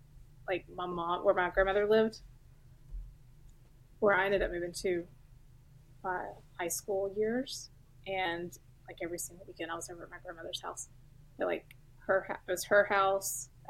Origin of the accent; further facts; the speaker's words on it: Mount Juliet, Tennessee, United States; I grew up here in Nashville, but right outside of it. I went to school in Mount Juliet. So Wilson County, it's like right on the line of Davidson.